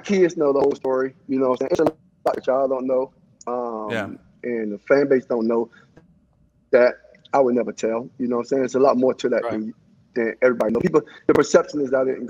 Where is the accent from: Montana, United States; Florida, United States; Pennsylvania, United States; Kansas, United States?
Florida, United States; Miami; because I'm from Miami.